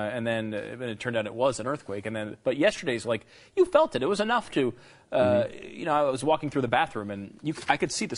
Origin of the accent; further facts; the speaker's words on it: Northeast, United States; moved away; I grew up in the Northeast.